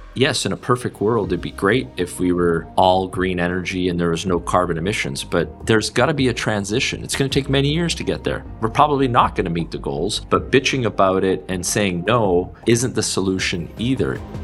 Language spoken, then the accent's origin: English; Canada; as a Canadian